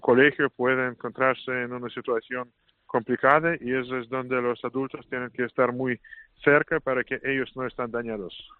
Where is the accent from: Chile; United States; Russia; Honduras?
Russia; Saint Petersburg; Spanish is a second language; moved away as an adult; now in Madrid, Spain; San Petersburgo es mi ciudad natal